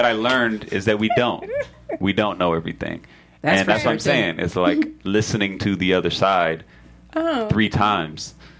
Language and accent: English; Atlanta, Georgia, United States; I'm from Atlanta